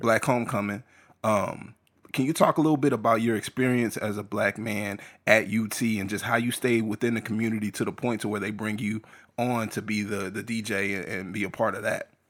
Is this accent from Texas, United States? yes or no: yes; San Antonio, Texas, United States; moved away; I came from San Antonio